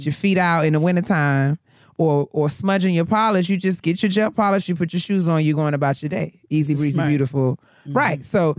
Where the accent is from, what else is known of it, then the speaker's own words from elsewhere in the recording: New York, United States; now in Maryland, United States; this is one of the things that blew my mind when I moved to Maryland, right? So, you know, I'm a customer from New York.